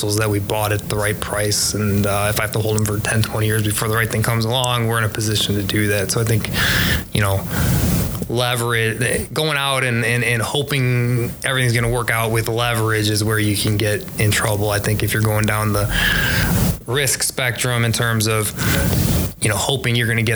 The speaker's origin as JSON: {"language": "English", "town": "Chicago", "region": "Illinois", "country": "United States", "also_born_or_lived": "DeKalb, Illinois"}